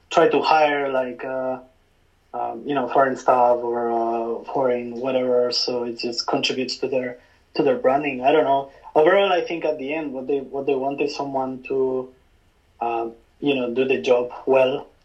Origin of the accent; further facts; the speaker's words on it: London, United Kingdom; now in Tokyo, Japan; i still keep in touch with my friends from my hometown even if i just go back like once a year i still keep in touch with most of my friends from london